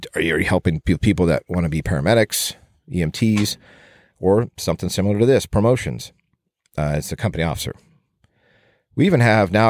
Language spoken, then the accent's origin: English; Southern California, United States; growing up in Southern California. I just have my one brother